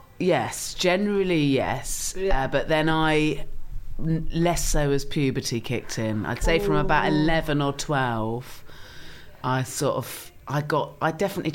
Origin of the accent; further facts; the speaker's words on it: Swanage, South West England, United Kingdom; Swanage in Dorset.